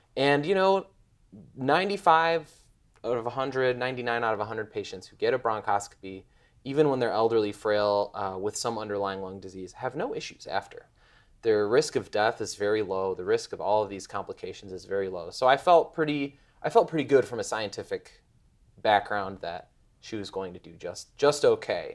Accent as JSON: {"language": "English", "town": "Chicago", "region": "Illinois", "country": "United States", "also_born_or_lived": "Bloomington", "moved": "yes", "lives_now": "Indianapolis, United States", "said": "I'm from Chicago"}